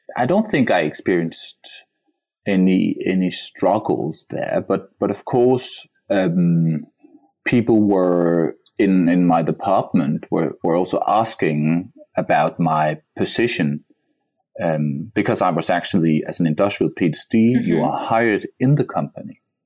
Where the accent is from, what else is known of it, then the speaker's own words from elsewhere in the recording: Denmark; my, my, my home country